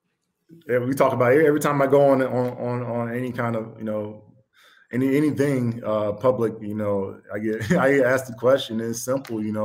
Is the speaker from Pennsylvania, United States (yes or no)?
no; Georgia, United States; I'm from Georgia. We don't do nothing on ice